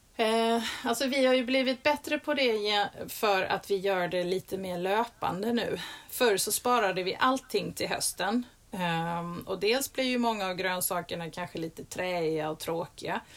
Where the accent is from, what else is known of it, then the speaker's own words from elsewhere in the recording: Skåne, Sweden; i min skånska mage